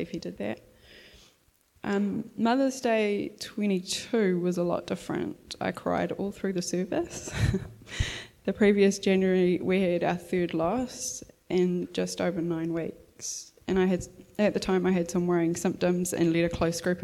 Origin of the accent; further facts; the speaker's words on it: Gisborne, New Zealand; I grew up in Gisborne